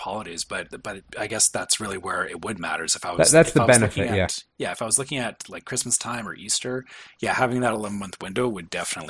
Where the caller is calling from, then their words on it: Canada; I'm flying from Canada, so I plan as far out ahead as I possibly can.